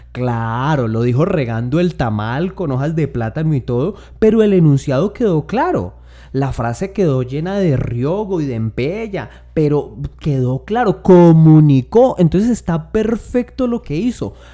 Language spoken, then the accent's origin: Spanish; Tolima, Colombia